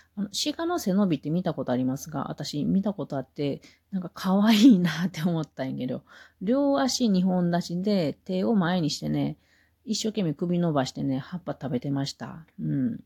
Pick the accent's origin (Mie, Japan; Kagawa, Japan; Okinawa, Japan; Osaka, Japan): Mie, Japan; 私は三重県民なので、違う、三重県の生まれなので知っているんですけれども